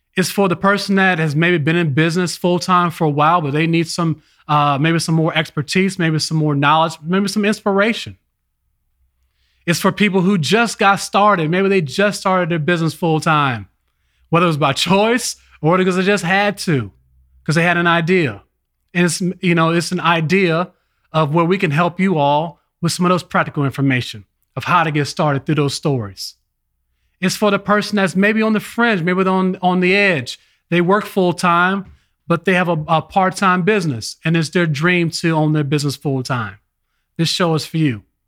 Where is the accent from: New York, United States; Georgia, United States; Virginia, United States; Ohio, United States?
Virginia, United States; Richmond; also born or lived in Los Angeles, California; I was born in Los Angeles, California. Then my family migrated to Richmond, Virginia